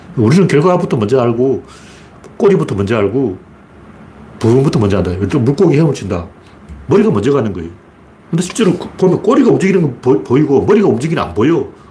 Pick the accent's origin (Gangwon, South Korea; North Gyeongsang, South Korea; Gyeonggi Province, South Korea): North Gyeongsang, South Korea; Gyeongju / Pohang area; 경주 포항 이쪽에 이제 제 고향이 그쪽이니까